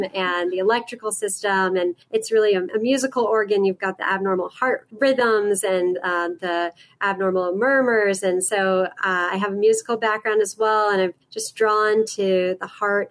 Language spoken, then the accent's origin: English; Boston, Massachusetts, United States; moved away as an adult; now in West Coast, United States; I'm born and raised in Boston, Massachusetts, and lived there my whole life.